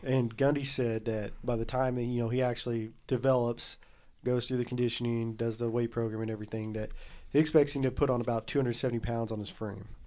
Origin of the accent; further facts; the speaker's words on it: the South, United States; we grew up in the South.